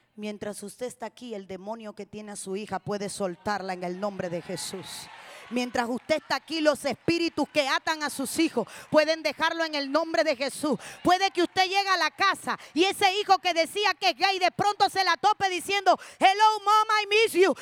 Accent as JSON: {"language": "Spanish", "country": "Cuba", "said": "somos las únicas cubanas"}